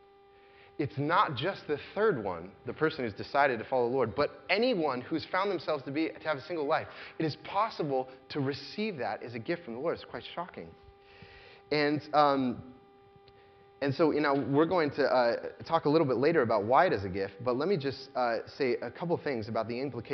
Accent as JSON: {"language": "English", "country": "United States", "said": "As American Christians"}